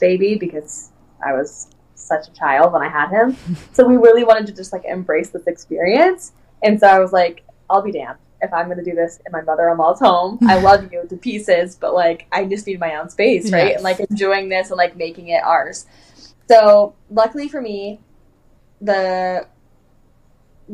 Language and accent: English; Orange County, California, United States; moved away as an adult; also born or lived in Anaheim, California; now in Sequim, Washington, United States; I'm Californian through and through. Like, I was raised in Orange County